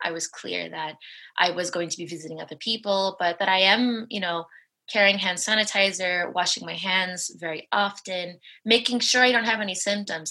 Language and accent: English; Los Angeles, California, United States; moved away as an adult; now in Spain; I'm from Los Angeles. My family lives in Los Angeles